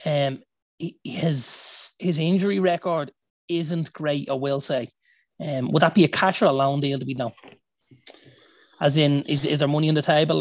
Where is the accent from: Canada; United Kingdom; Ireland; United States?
Ireland; as Irish fans